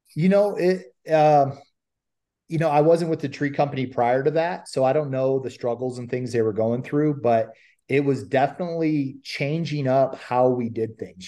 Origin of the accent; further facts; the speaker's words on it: Ohio, United States; moved away as an adult; now in California, United States; I'm I'm originally from Ohio and moved out to California